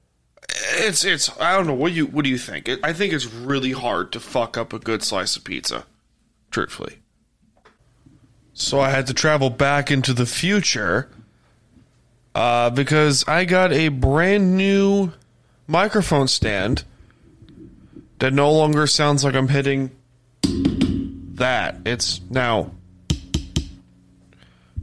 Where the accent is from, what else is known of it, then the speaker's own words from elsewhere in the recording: Long Island, New York, United States; I'm from Long Island